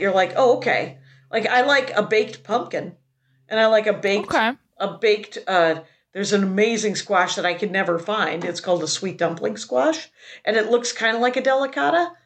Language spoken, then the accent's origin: English; Wisconsin, United States; now in Los Angeles, United States; I'm from Wisconsin.